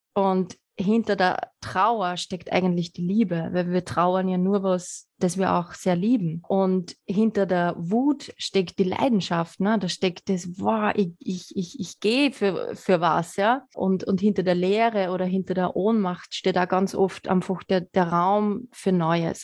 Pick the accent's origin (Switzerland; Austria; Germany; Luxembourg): Austria; Lower Austria; gebürtige Niederösterreicherin